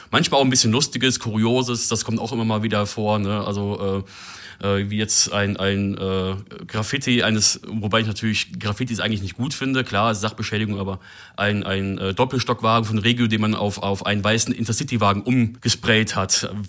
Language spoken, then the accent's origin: German; Germany; auch wenn natürlich über die niederländische Sprache immer mal als Deutscher so ein bisschen gefrotzelt wird